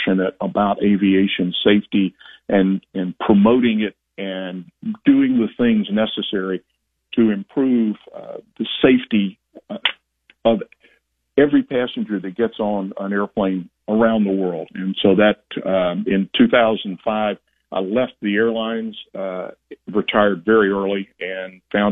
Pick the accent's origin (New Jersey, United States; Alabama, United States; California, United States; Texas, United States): Alabama, United States; I started flying in Alabama, my hometown